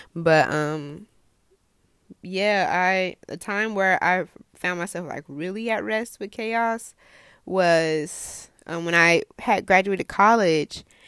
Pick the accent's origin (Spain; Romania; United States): United States; I'm American